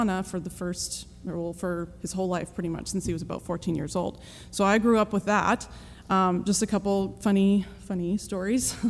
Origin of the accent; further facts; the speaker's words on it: British Columbia, Canada; I am from Canada, born and raised in British Columbia.